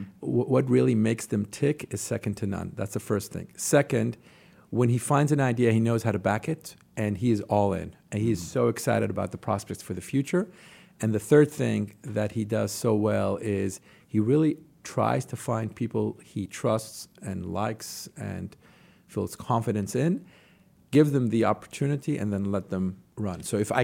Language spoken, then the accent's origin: English; Jerusalem, Jerusalem District, Israel; moved away as an adult; also born or lived in New York City; I grew up in Jerusalem, in Israel.